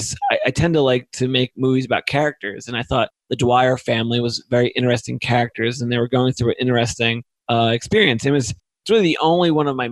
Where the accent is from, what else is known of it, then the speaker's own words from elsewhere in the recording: New Jersey, United States; I'm from New Jersey, but I would work in Philadelphia